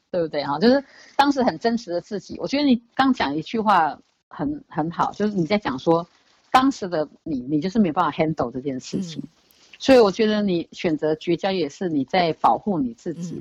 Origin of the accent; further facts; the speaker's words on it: Taiwan; 我们台湾 人，东方人